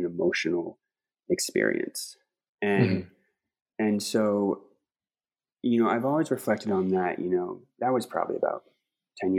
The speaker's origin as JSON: {"language": "English", "region": "Pacific Northwest", "country": "United States", "said": "I'm from the Pacific Northwest, and you know, different climate, just different bioregion altogether"}